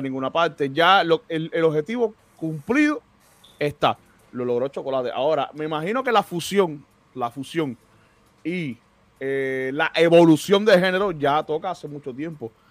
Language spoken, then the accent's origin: Spanish; Cuba; now in United States; nosotros como cubanos